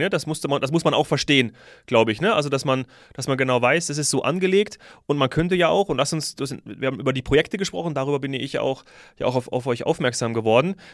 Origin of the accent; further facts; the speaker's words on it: Hesse, Germany; born there; also born or lived in Frankfurt; ich bin in, in Hessen geboren, ja, lange auch in Frankfurt gelebt